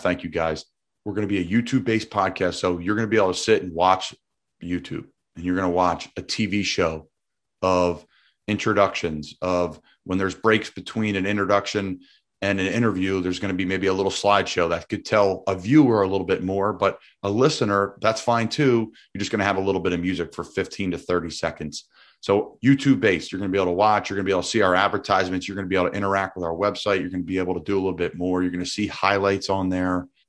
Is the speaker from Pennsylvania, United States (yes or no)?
yes; Doylestown, Pennsylvania, United States; I'm from Doylestown, Bucks County, Pennsylvania